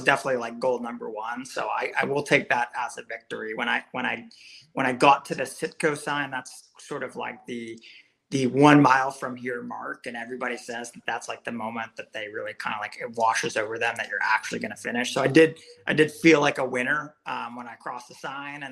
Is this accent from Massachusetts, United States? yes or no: yes; Massachusetts, United States; I grew up in Massachusetts